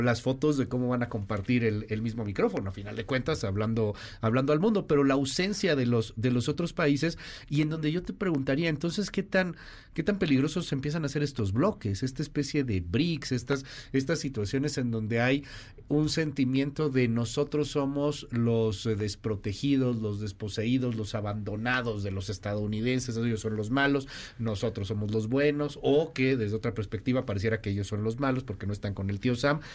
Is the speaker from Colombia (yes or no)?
no; Mexico